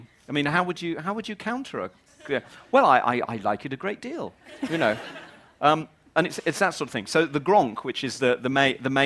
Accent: England, United Kingdom; moved away as an adult; now in Wales, United Kingdom; I'm not Welsh, I'm English.

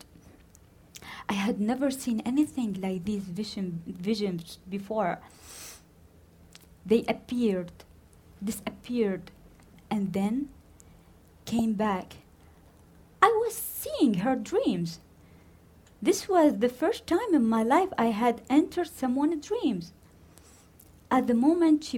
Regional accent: Baghdad, Baghdad Governorate, Iraq; I was born in Baghdad, 1986

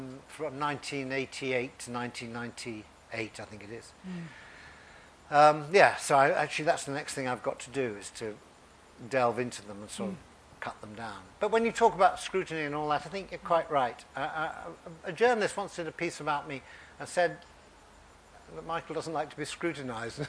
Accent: Sheffield, Yorkshire and the Humber, United Kingdom; when I was growing up in Sheffield

